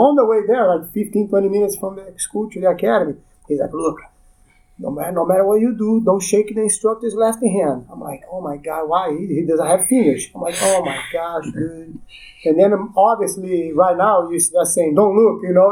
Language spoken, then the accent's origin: English; Rio de Janeiro, Brazil; moved away; I was born in Rio de Janeiro, Brazil, 1974